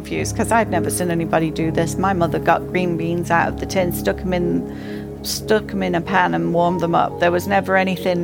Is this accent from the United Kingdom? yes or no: yes; England, United Kingdom; moved away; I grew up in England